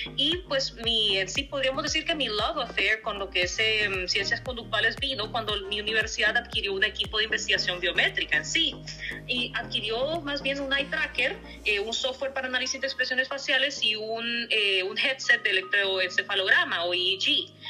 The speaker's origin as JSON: {"language": "Spanish", "town": "Tela", "region": "Atlántida", "country": "Honduras", "also_born_or_lived": "Germany", "moved": "as an adult", "lives_now": "United Kingdom", "said": "yo vengo del norte de Honduras, vengo de Tela"}